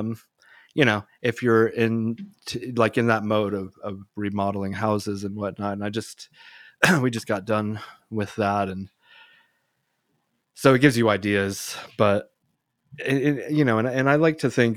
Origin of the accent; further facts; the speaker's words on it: United States; I'm American as they get